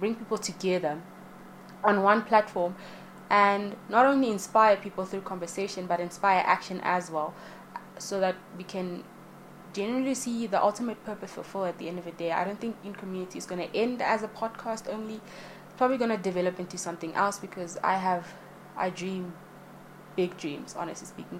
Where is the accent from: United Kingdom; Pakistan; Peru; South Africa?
South Africa; I am South African born and raised, the motherland, as many like to call it